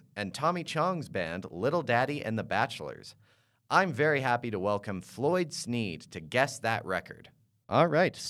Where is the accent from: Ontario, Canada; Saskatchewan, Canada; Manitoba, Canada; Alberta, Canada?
Alberta, Canada; Calgary; Our guest is a successful musician from my hometown of Calgary, Alberta.